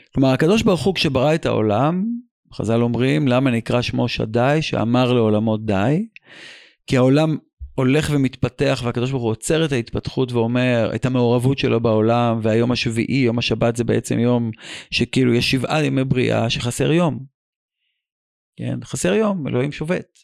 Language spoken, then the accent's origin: Hebrew; Israel; בתור ישראלי